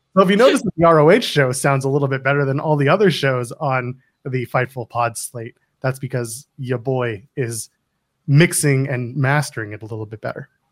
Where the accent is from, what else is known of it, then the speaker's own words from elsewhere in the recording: Ontario, Canada; I grew up in the Ontario Indies watching this guy